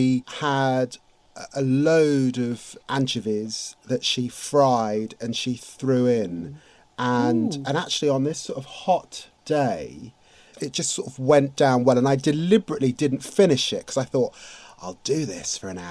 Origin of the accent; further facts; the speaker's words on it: London, United Kingdom; also born or lived in Finsbury Park, London; born and raised in Tottenham.